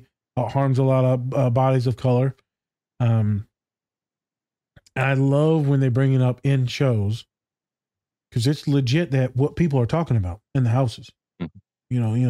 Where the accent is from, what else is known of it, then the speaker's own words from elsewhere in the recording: Hawaii, United States; And she goes, you're not Mexican. I said, yeah, well, I'm Hawaiian.